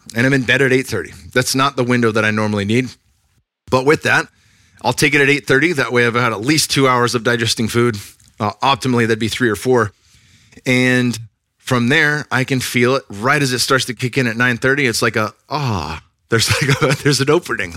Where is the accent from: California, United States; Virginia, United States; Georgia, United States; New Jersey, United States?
California, United States; Northern; now in Texas, United States; I'm from Northern California, so it was a jump coming out here